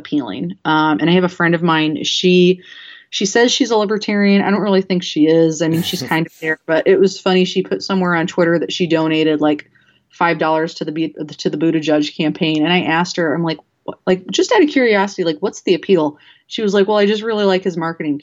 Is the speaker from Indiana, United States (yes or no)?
yes; Elkhart, Indiana, United States; I'm from Elkhart, which is right next to South Bend